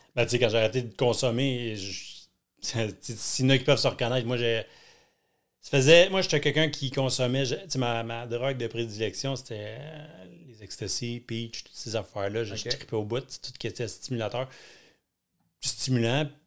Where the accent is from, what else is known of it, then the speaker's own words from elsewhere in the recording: Thetford Mines, Quebec, Canada; moved away; je suis natif de Thetford. C'est tout petit